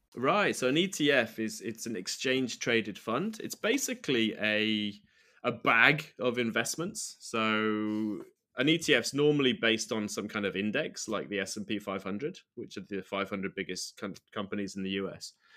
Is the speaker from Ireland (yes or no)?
no; United Kingdom; moved away as an adult; now in Sendai, Japan; As a U K citizen